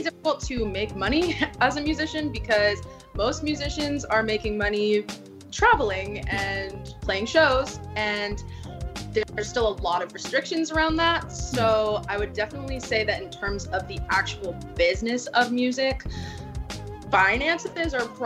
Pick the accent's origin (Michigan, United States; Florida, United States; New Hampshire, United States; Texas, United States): Florida, United States; Boca Raton; moved away as an adult; now in Los Angeles, United States; I was born and raised in Boca Raton, Florida.